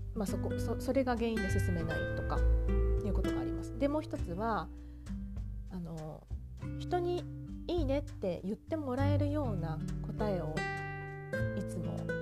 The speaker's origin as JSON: {"language": "Japanese", "country": "Japan", "tie": "born or raised there", "moved": "as an adult", "lives_now": "France", "said": "私もねずっと日本で育ってきていた"}